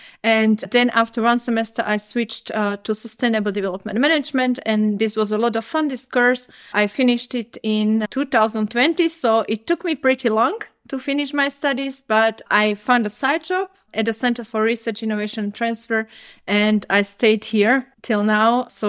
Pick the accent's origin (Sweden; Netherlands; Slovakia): Slovakia; English is a second language; now in Germany; I grew up actually in Slovakia, maybe you can hear it as well. And I came to Germany like 8 years ago.